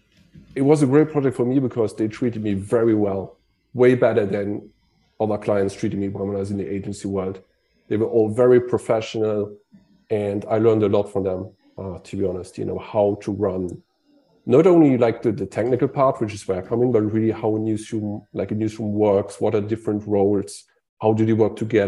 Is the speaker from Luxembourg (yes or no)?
yes; Luxembourg; I'm from Luxembourg